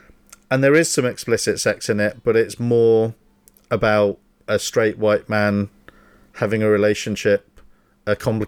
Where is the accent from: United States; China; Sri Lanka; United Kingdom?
United Kingdom; but we're cheeky, aren't we? We're naughty British people.